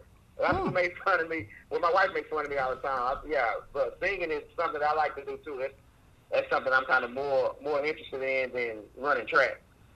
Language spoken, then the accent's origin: English; Dallas, Texas, United States; I'm from Dallas, Texas, first of all, a little city called Oak Cliff, Texas.